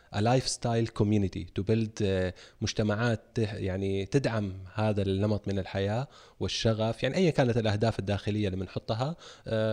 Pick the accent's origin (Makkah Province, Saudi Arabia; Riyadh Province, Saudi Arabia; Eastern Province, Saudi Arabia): Makkah Province, Saudi Arabia; Jeddah; مراتي من مواليد جده وعايشين هنا طول عمرنا